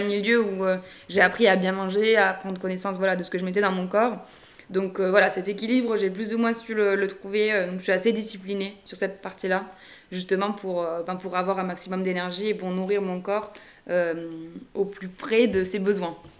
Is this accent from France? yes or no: yes; Narbonne, Occitania, France; je suis originaire de Narbonne dans le Languedoc